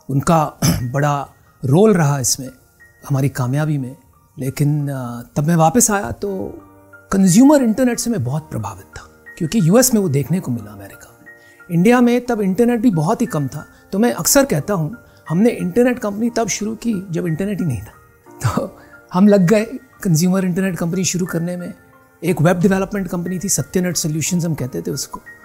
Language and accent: Hindi; Mumbai, Maharashtra, India; पैदाइशी बम्बई की है